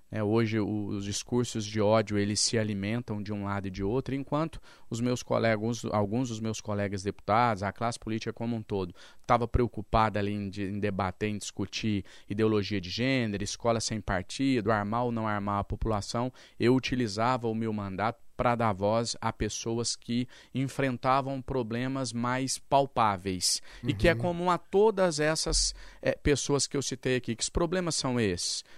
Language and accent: Portuguese; interior of Minas Gerais, Brazil; Eu sou lá do interior de Minas Gerais, sou filho de mãe doméstica, meu pai era cadeirante